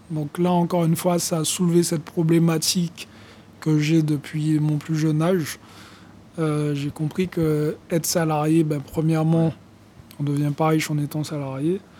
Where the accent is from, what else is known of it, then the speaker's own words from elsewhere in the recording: Guadeloupe, France; à cette époque-là, euh, je vivais en Guadeloupe, euh, puisque je suis originaire de la Guadeloupe.